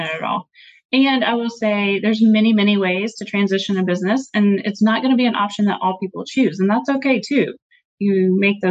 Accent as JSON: {"language": "English", "region": "Tennessee", "country": "United States", "tie": "born or raised there", "moved": "as an adult", "said": "My family and I just recently moved back to my home state of Tennessee"}